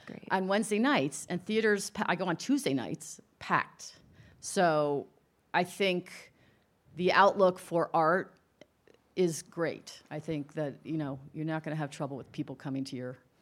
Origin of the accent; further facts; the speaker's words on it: New York area, United States; I'm from the New York area